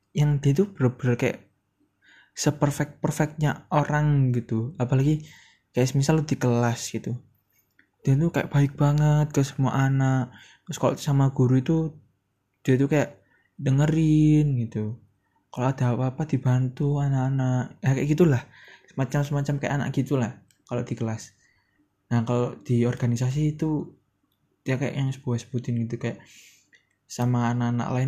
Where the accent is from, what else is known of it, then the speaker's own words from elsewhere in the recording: Surabaya, East Java, Indonesia; gue tuh sebenarnya orang ya anak-anak Surabaya gitu makanya sorry kalau ada bahasa-bahasa sedikit anak ke Surabayaan